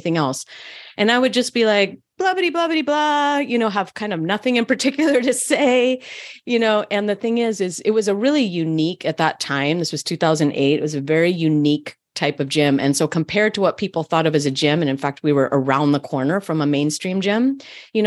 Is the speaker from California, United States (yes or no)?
yes; Berkeley, California, United States; I grew up in Berkeley, California.